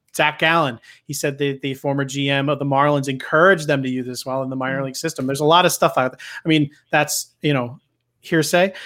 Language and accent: English; Philadelphia, Pennsylvania, United States; I grew up here in Philly